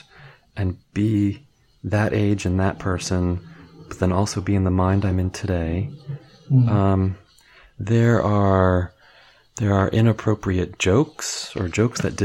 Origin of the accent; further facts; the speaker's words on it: United States; being an American white heterosexual tall male